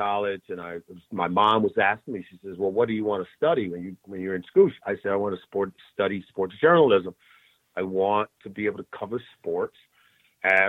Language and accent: English; Compton, California, United States; I grew up in Compton, California, in Los Angeles, in a neighborhood